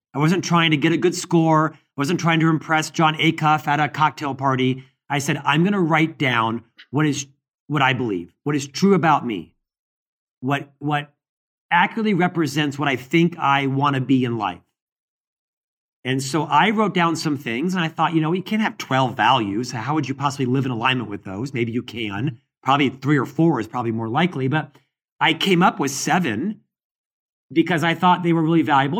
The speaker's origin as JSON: {"language": "English", "town": "Orlando", "region": "Florida", "country": "United States", "tie": "born or raised there", "moved": "yes", "lives_now": "Salt Lake City, United States", "said": "I live in Salt Lake City, Utah, But I'm born and raised in Orlando, Florida"}